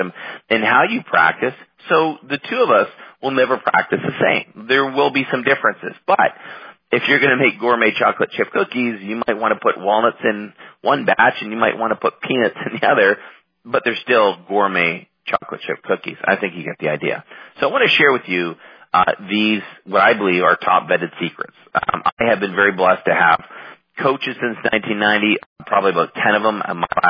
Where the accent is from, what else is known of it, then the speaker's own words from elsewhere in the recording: Canada; moved away as an adult; now in United States; I'm Canadian, living in the States now.